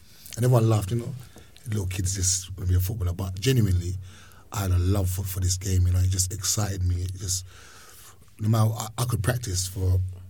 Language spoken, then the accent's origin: English; London, United Kingdom; I'm N1 straight, yeah. So, Highbury, really. Highbury boy. Just round the corner from Highbury, I grew up.